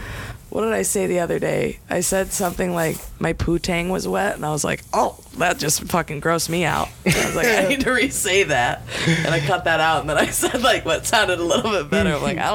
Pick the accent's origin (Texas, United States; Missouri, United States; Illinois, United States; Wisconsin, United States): Wisconsin, United States; Hey, I don't have any cheese, and I think I do, but I don't, cause I'm from Wisconsin.